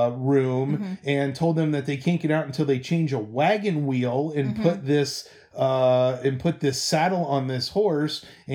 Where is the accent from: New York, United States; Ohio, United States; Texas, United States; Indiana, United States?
Ohio, United States; Cincinnati; moved away as an adult; now in Seattle, United States; we're currently living in Seattle, Washington. We're originally from Cincinnati, Ohio. We've been living out here four-ish years.